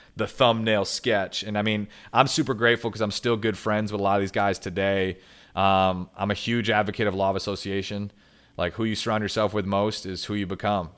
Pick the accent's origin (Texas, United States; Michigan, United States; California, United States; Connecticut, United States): Michigan, United States; also born or lived in Grand Rapids, Michigan; I'm from Michigan. I live in Grand Rapids, Michigan